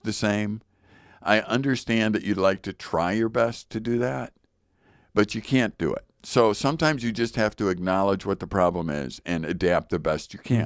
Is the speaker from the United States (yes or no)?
yes; United States; I'm an American